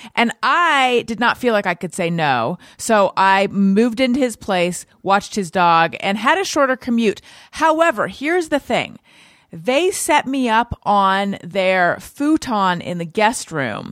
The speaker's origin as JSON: {"language": "English", "region": "Southern California", "country": "United States", "tie": "born or raised there", "also_born_or_lived": "New York / Orange County", "said": "I grew up in Southern California"}